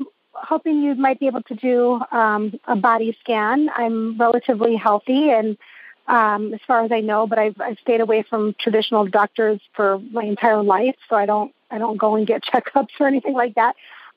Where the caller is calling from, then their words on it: Phoenix, Arizona, United States; I'm calling from Phoenix, Arizona.